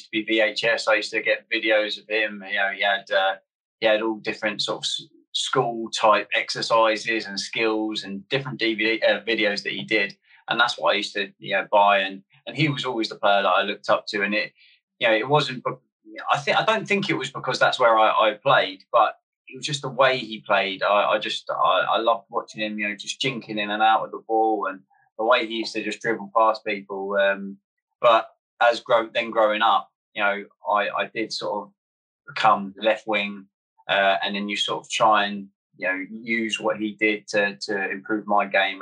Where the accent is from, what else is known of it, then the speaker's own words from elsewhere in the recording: Guildford, South East England, United Kingdom; also born or lived in Middlesbrough; grew up in Guildford, so I've always sort of been a Surrey boy